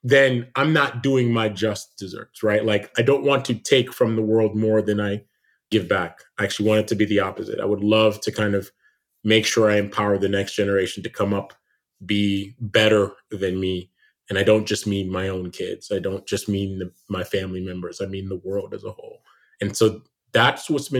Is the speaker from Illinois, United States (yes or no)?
no; New York City, New York, United States; also born or lived in Jamaica; I moved to the United States, to New York City